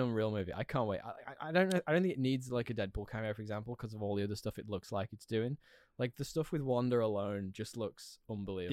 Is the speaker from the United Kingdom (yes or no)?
yes; United Kingdom; I'm British.